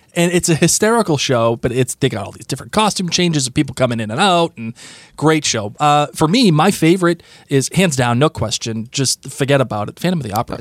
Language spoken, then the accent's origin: English; Rhode Island, United States; we are from Rhode Island